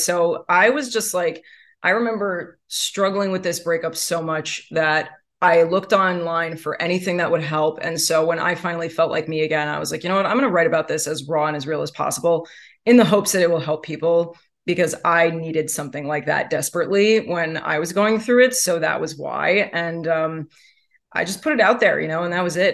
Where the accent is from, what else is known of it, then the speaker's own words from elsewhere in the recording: New York, United States; I am born and raised in New York